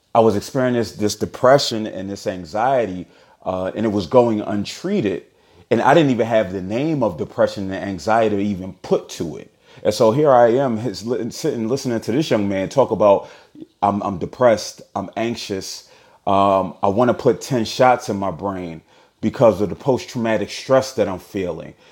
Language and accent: English; Philadelphia, Pennsylvania, United States; from Philly